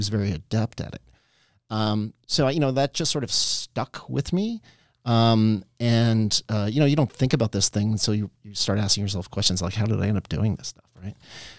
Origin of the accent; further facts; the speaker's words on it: New York, United States; And I grew up in Westchester, New York.